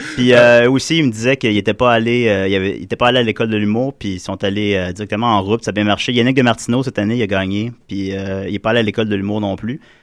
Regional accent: South Shore of Quebec City, Canada; moi puis tous mes co-animateurs, on vient de la Rive-Sud de Québec.

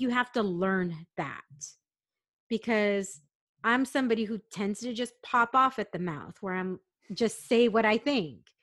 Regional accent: San Diego, California, United States; I grew up in San Diego

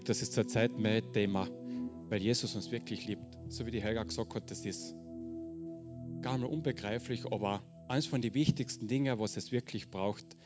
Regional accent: Carinthia, Austria; accent: Carinthian; ich sage gleich, ich rede Kärntnerisch, ich hoffe, wir brauchen keinen Dolmetscher. Hochdeutsch geht noch nicht.

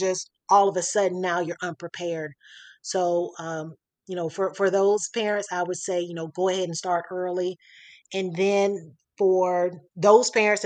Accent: Florida, United States; moved away as an adult; now in Atlanta, United States; I'm from Florida

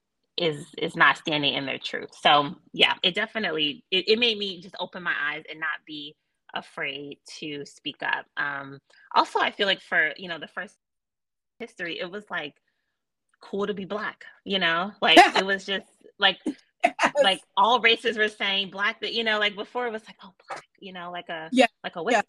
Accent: Chicago, Illinois, United States; I am born and raised in Chicago

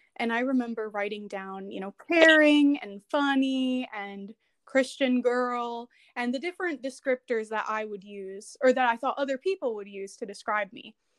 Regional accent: Chicago, Illinois, United States; also born or lived in San Jose, California / Nevada; now in Washington, D.C., United States; I am originally from Chicago, but I moved around a little bit

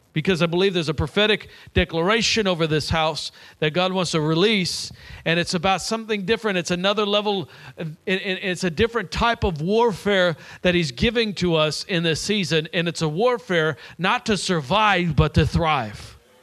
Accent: Nashville, Tennessee, United States; I'm from Nashville, Tennessee.

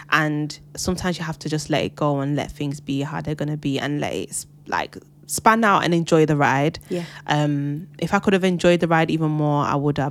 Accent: Jamaica; as a Jamaican as well, pushing my culture forward.

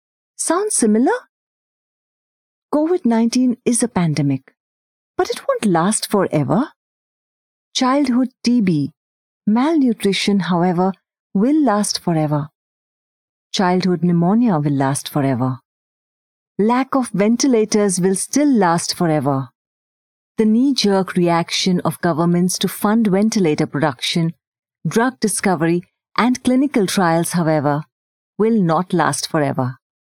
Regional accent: India; first language Hindi; English is a second language; I had to refamiliarize with Hindi as a way of life, although it is my native tongue. I am certain that a lot of millennials can associate with the pangs of moving back home at the crisp age of 28.

